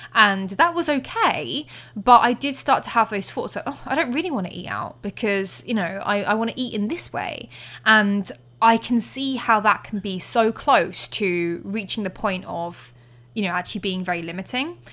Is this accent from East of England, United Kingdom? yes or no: yes; Colchester, East of England, United Kingdom; Colchester, my hometown